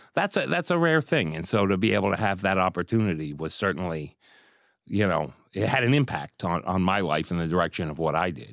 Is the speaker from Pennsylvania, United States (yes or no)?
yes; Pittsburgh, Pennsylvania, United States; moved away; I grew up in Pittsburgh